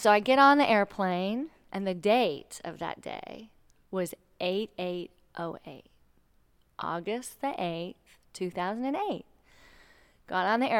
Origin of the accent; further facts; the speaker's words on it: Texas, United States; also born or lived in Connecticut, United States; We're originally Texans, so we're from the South.